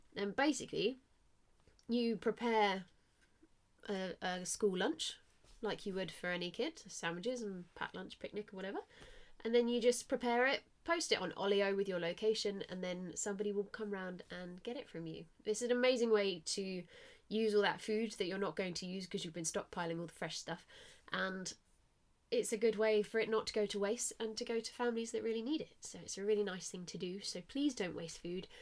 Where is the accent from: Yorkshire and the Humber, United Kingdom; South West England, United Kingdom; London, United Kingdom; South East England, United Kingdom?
South East England, United Kingdom; Southampton; I'm from Southampton